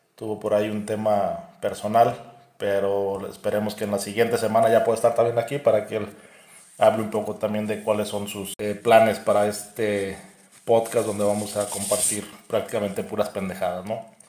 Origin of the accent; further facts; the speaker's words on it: Irapuato, Guanajuato, Mexico; somos de Irapuato, Guanajuato